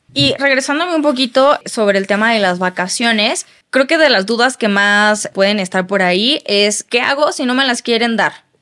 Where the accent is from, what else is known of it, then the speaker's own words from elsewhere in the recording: Mexico; como mexicanos